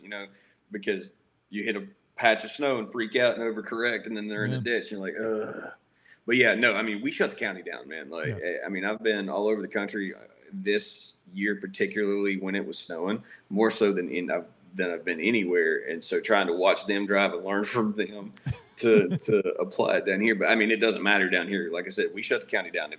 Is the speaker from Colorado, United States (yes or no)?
no; South Carolina, United States; also born or lived in Nashville, Tennessee; now in Nashville area, United States; I grew up in South Carolina, man, and I grew up in the country.